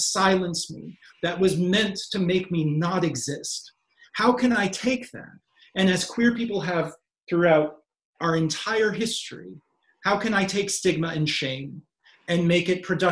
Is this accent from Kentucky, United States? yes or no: yes; Kentucky, United States; as a kid growing up in Kentucky